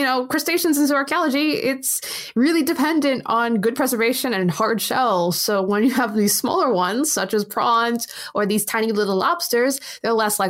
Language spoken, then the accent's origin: English; United States; as an American